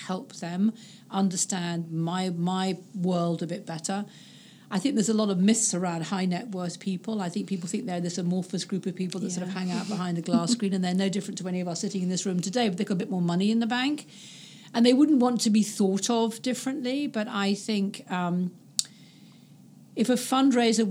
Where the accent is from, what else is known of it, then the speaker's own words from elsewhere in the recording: United Kingdom; being British